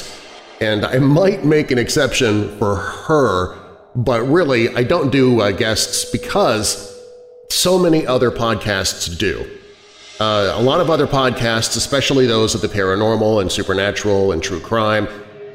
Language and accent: English; Kansas City, United States; now in Rockford, United States; I'm from Kansas City originally